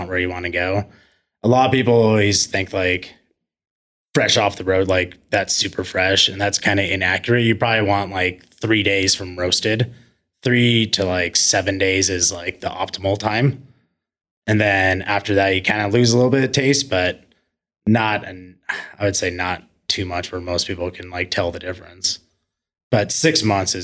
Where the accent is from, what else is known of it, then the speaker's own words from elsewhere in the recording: Coeur d'Alene, Idaho, United States; moved away; I grew up in Coeur d'Alene, Idaho